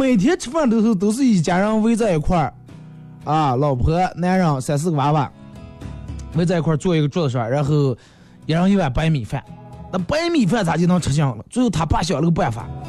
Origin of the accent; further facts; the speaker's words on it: China; 但是你发现我们中国人其实现在富裕了，也有钱了，但是幸福指数好像上升的不是那么太厉害。